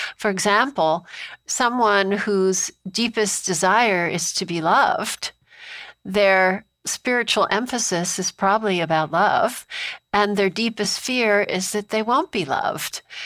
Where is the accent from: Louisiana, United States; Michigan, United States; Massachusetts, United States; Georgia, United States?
Massachusetts, United States; Amherst; I grew up in Amherst, Massachusetts, where Emily Dickinson was from